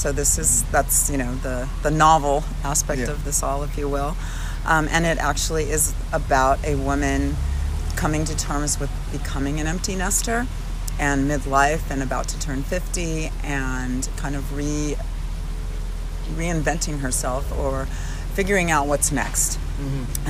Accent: West Coast, United States; now in Tucson, United States; And I am from the West Coast, thought I was going to move back to the West Coast, and ended up in Tucson, not leaving, met my husband, and that's where we have our beautiful home

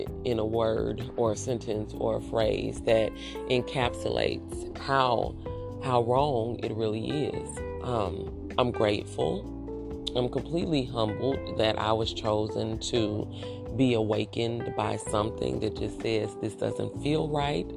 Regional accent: United States; Afro descendants of slaves living in America

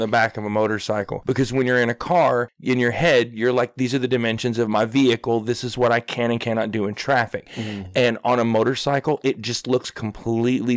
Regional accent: Arkansas, United States; I'm from Arkansas.

